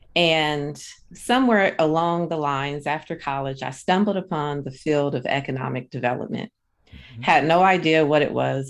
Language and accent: English; Akron, Ohio, United States; now in Sacramento, United States; I'm originally from Akron, Ohio. So I'm originally a Midwest girl.